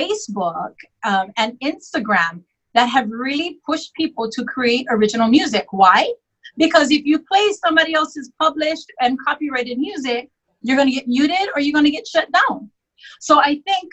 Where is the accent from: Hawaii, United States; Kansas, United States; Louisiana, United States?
Hawaii, United States; I'm native Hawaiian